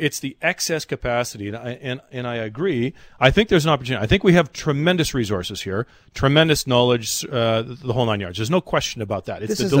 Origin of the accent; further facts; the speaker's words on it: Canada; as a Canadian